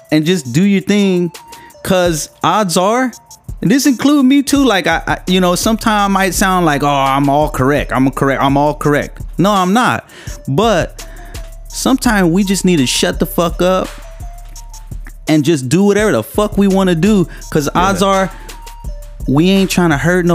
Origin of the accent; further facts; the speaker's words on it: Long Beach, California, United States; accent: a little hood; I grew up in the Carmelitos